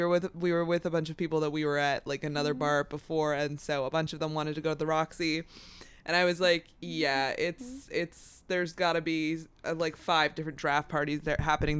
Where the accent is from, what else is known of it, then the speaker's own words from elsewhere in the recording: St. Louis, Missouri, United States; I'm from the Lou and I'm proud.